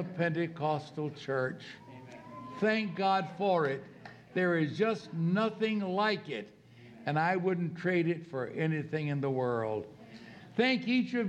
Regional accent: Norfolk, Virginia, United States; where I was raised in Norfolk, Virginia

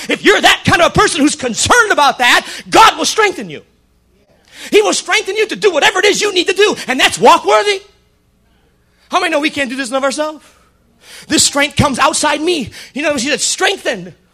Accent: the South, United States; accent: southern; Yeah. That's my southern accent.

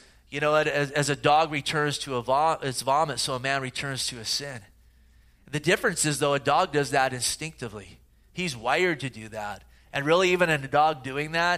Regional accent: the Bay Area, California, United States; growing up in the Bay Area

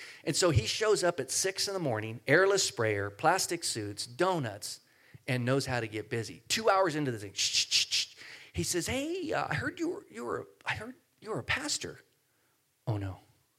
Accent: Santa Cruz, California, United States; born there; I was born in Santa Cruz. I surf there all the time. I know everybody in Santa Cruz.

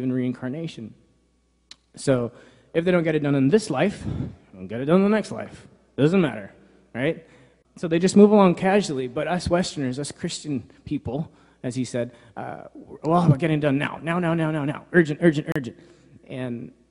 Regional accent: New York, United States; moved away; I grew up in New York, so my dad's a pastor there

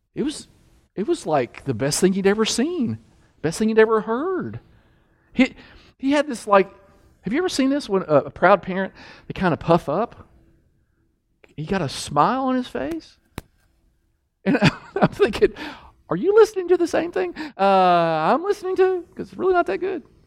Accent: Kentucky, United States; I'm from Kentucky

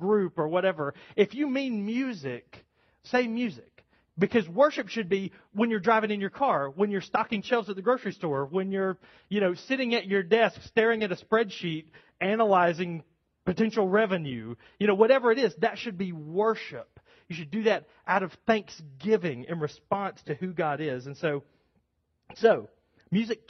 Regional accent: United States; American Christians

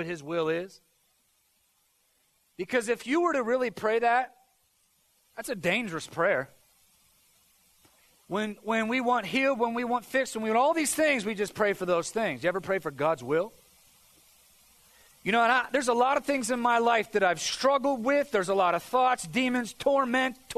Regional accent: United States; as Americans, I think there's a certain amount of pride that comes with Christianity.

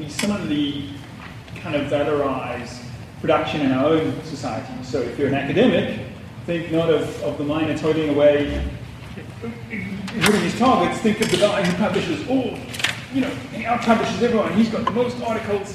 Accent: South Africa; born or raised there; moved away

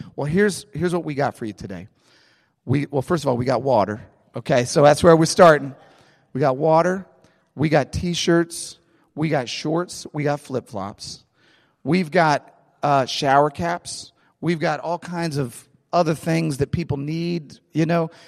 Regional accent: St. Louis, Missouri, United States; I grew up in Saint Louis.

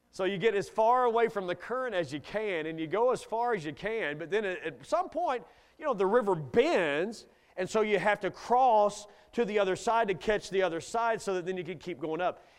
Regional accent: Kentucky, United States; I grew up in Kentucky

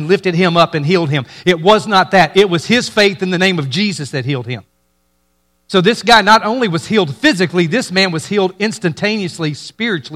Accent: Mississippi, United States; I grew up in Mississippi

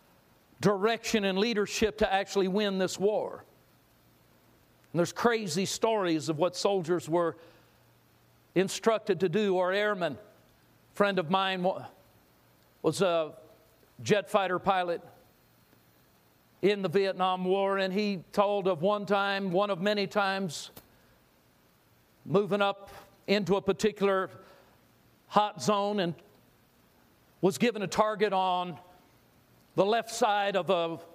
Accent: Southern California, United States; I grew up in Southern California. I was a beach guy

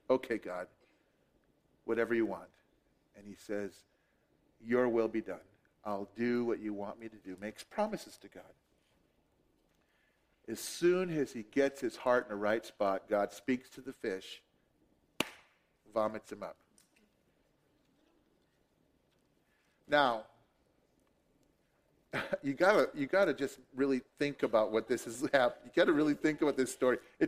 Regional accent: Billings, Montana, United States; moved away as an adult; also born or lived in Durango / Phoenix / Seattle; now in Browning, United States; all my life, I grew up in Billings until I was 19 and I left home

